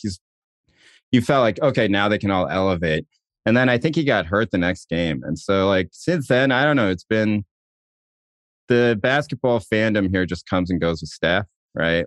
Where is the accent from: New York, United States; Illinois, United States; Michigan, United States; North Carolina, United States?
North Carolina, United States; Chapel Hill; me, are growing up in Chapel Hill and you're not white